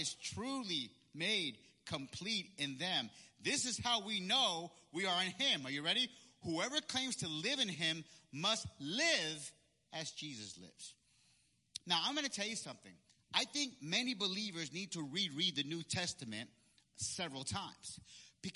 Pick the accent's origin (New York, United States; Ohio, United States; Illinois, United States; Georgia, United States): New York, United States; Peekskill; also born or lived in Puerto Rico; when we moved back from Puerto Rico and moved back to Peekskill, okay, where I went to middle school, okay, I went to Peekskill Middle School